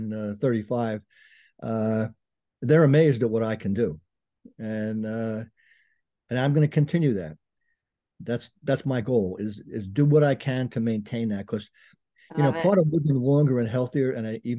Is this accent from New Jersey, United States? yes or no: yes; Bergen County, New Jersey, United States; Grew up in Bergen County, New Jersey